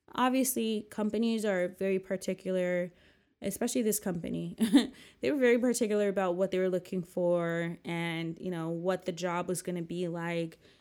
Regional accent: New Jersey, United States; also born or lived in New York; back in my hometown

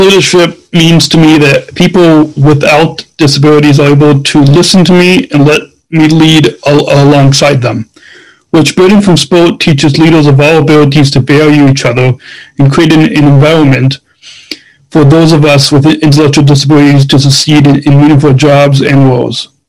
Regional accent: Illinois, United States; my home state of Illinois

